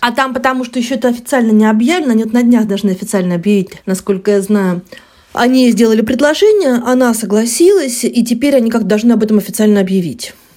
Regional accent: Rostov-on-Don, Rostov Oblast, Russia; я выросла в Ростове

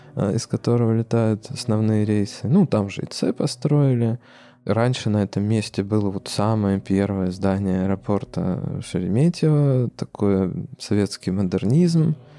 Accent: Arkhangelsk, Arkhangelsk Oblast, Russia; now in Moscow, Russia; если ты работаешь в Москве и хочется попасть э, на малую родину э, на самолете

